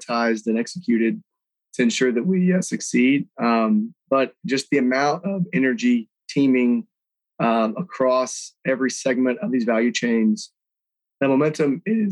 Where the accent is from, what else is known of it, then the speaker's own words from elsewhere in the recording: Houston, Texas, United States; being born and raised in Houston, Texas